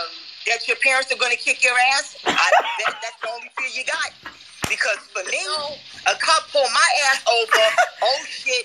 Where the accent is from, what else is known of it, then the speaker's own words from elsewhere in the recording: New York City, New York, United States; I am from Harlem.